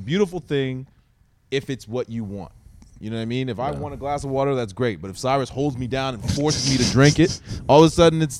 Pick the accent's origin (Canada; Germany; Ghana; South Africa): Canada; East Coast of Canada; moved away as an adult; also born or lived in Vancouver, Canada; now in Los Angeles, United States; No, I grew up in Canada on the East Coast, and then I lived in Vancouver for a short period of time. It was kind of a transition to L.A.